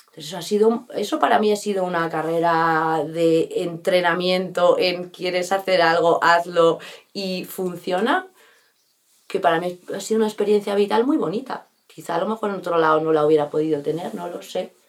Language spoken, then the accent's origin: Spanish; Bustarviejo, Community of Madrid, Spain; also born or lived in Rascafría / New York; donde yo he, vivido toda mi infancia, mi adolescencia y mi juventud ha sido aquí